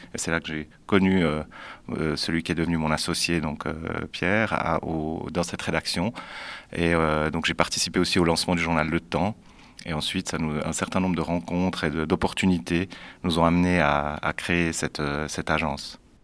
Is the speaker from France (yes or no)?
no; Neuchâtel, Switzerland; je suis aussi né à Neuchâtel